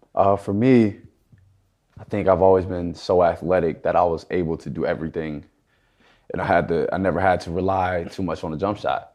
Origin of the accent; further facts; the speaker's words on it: Houston, Texas, United States; moved away; I grew up in Houston